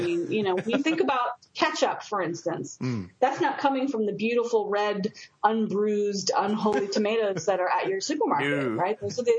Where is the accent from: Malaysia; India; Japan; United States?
Japan; And I grew up partly in Japan, so to me, I really like them.